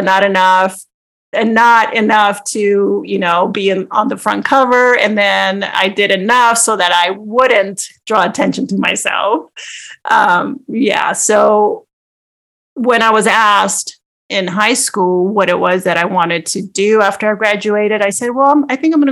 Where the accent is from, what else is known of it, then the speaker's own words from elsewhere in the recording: Los Angeles, California, United States; I was born and raised in Los Angeles, and most people would say, yes, East